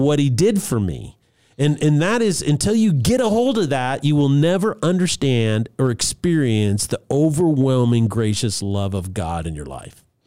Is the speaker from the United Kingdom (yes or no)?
no; Albuquerque, New Mexico, United States; I grew up in Albuquerque, New Mexico